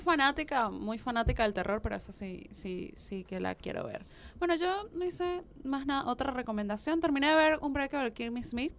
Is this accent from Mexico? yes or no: no; Venezuela; moved away as an adult; now in Argentina